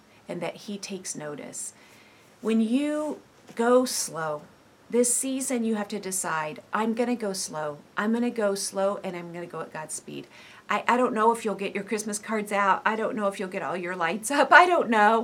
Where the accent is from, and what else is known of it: United States